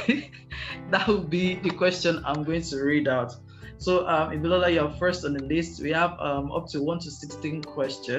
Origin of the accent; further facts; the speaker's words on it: Nigeria; as a Nigerian